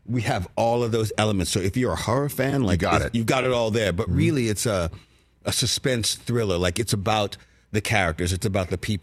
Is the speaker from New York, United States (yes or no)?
yes; New York City, New York, United States; also born or lived in Virginia; where I was from in Brooklyn